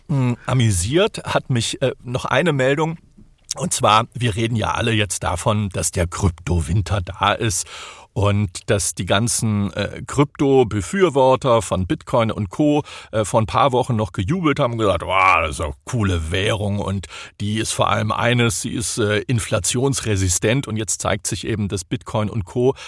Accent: near Stuttgart, Baden-Württemberg, Germany; accent: Swabian; moved away as an adult; now in Silicon Valley, United States; Ich bin ja äh, aus der Nähe von Stuttgart, dort geboren und aufgewachsen

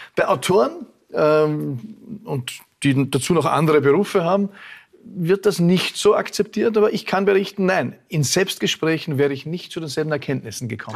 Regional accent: Vorarlberg, Austria; als Vorarlberger auch

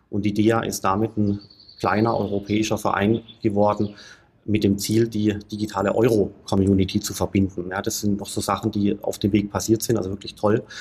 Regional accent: Stuttgart, Baden-Württemberg, Germany; also born or lived in Heidelberg; geboren bin ich in Heidelberg, bin aufgewachsen in Stuttgart

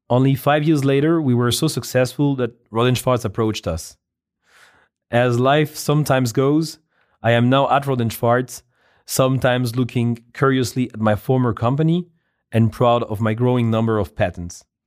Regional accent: France; moved away; I was born in France, where I've spent more than half my life

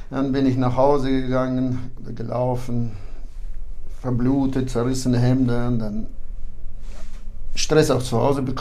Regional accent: Kyrgyzstan; moved away; also born or lived in Kazakhstan; Meine Eltern beide sind deutsch und wir waren bis zur zweiten Klasse lebten wir in Kasachstan und dann sind wir umgesiedelt nach Kirgisistan und da bin ich aufgewachsen.

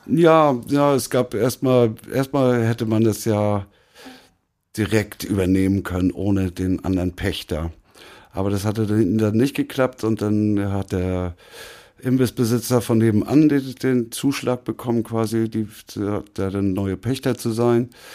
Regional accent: Lübeck, Schleswig-Holstein, Germany; moved away as an adult; also born or lived in Hannover / Munich / Berlin / Mecklenburg-Vorpommern; now in Hamburg, Germany; geboren bin ich in Hannover, aber da war ich nur zwei Jahre und dann bin, bin ich nach Lübeck, in die Nähe von Lübeck gezogen. Da bin ich auch aufgewachsen

